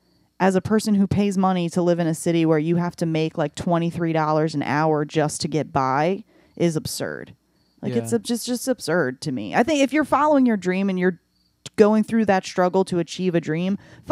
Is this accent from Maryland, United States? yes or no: yes; Arbutus, Maryland, United States; I'm originally from Baltimore. I live in Baltimore County.